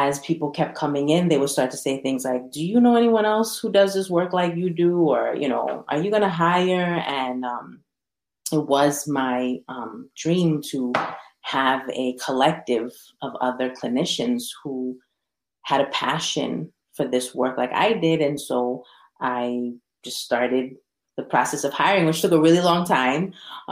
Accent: New York, United States; moved away as an adult; also born or lived in Las Vegas; now in Massachusetts, United States; I was born and raised in New York

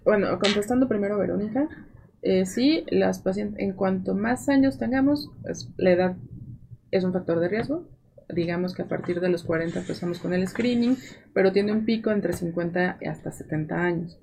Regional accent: Mexico; así somos los mexicanos.

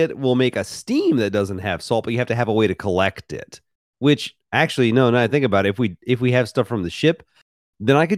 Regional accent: Memphis, Tennessee, United States; also born or lived in Mississippi; I grew up in Memphis, Tennessee, spent a lot of time in Mississippi

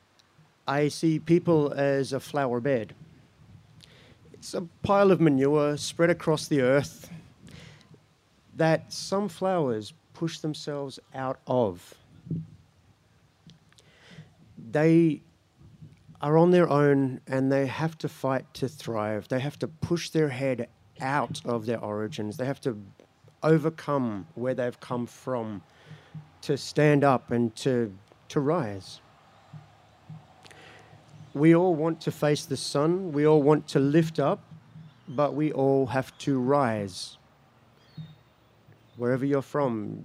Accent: Mildura, Victoria, Australia; now in Kaurna land (Adelaide), Australia; that's the place I grew up, in Mildura, Victoria, the countryside

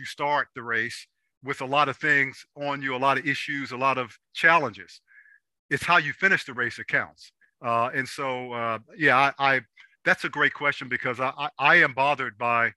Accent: Washington, District of Columbia, United States; I grew up in Southeast DC

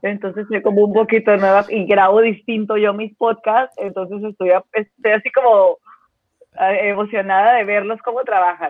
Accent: Colombia; moved away as an adult; also born or lived in Mexico City, Mexico; now in Baja California, Mexico; yo soy colombiana, eh, pero vivo hace muchos años en México, vivo hace más de 20, no, casi 20 años en México

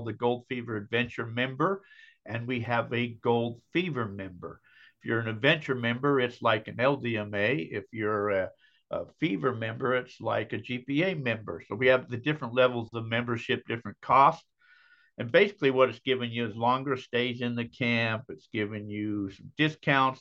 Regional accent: Utah, United States; moved away; I'm originally from Utah

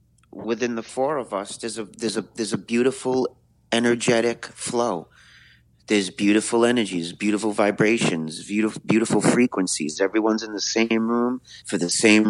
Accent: New York City, New York, United States; I'm a New Yorker, so I'm grateful out of billions of people that I was born in this city

